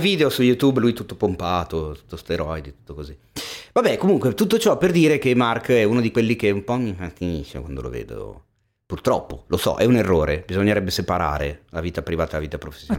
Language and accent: Italian; Milan, Lombardy, Italy; nato e cresciuto a Milano